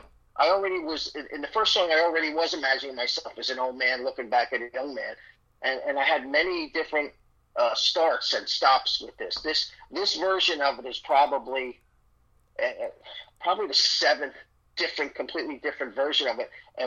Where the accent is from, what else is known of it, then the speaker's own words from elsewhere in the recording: Ireland; I'm Irish, so I can't tell a short story.